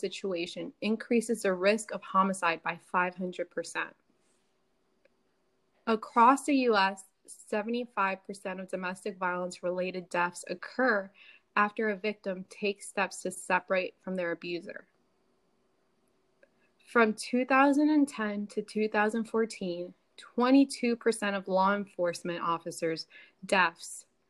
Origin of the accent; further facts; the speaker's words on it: Miami, Florida, United States; also born or lived in Chicago; now in Tennessee, United States; I'm from Miami originally, then I moved to Chicago, and now I'm here in Tennessee